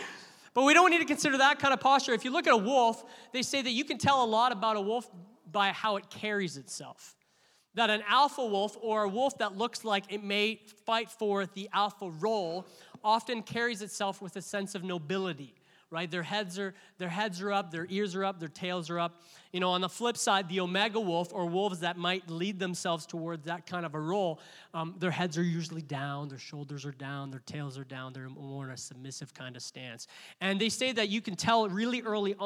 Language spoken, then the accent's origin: English; Canada; we as Canadians, we're like, hey. We're very Canadian in our church